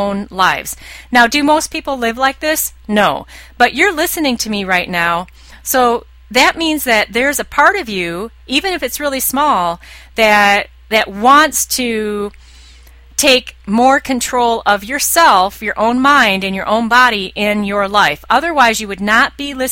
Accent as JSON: {"language": "English", "country": "United States", "said": "I'm an American."}